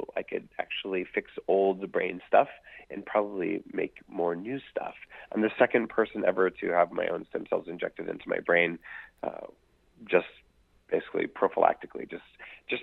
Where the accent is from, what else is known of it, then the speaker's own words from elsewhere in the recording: Silicon Valley, California, United States; I'm from Silicon Valley where we do it big or we go home